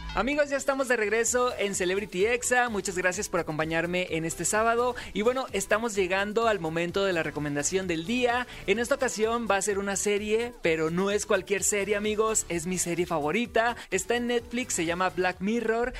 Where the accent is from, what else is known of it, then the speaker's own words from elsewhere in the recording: Mexico; somos mexicanos